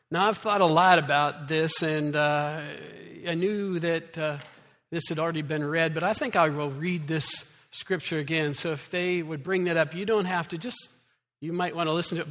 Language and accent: English; Iowa, United States; moved away; I'm from Iowa.